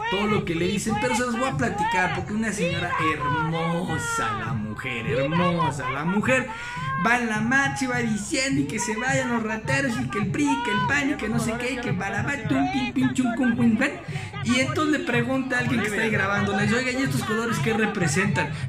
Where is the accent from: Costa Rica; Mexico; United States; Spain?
Mexico; Todos somos mexicanos.